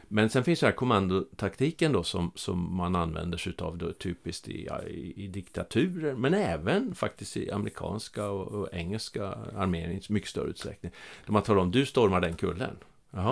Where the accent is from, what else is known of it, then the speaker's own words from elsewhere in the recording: Norrland, Sweden; accent: Norrland dialect; moved away as an adult; also born or lived in Stockholm; now in Skåne, Sweden; jag är ju norrlänning som, ja. som ni hör på dialekten, från, även om jag har bott i Skåne i över 30 år.